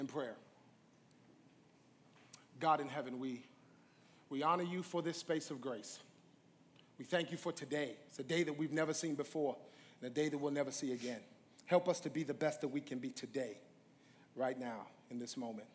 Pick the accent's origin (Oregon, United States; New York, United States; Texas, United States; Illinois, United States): New York, United States; I'm from New York